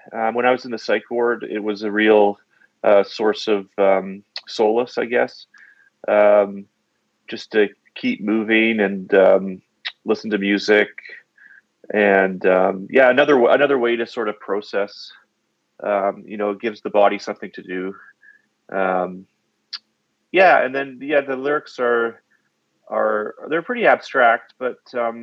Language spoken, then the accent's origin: English; Calgary, Alberta, Canada; I'm from Calgary, Alberta. That's in Canada for those who don't know.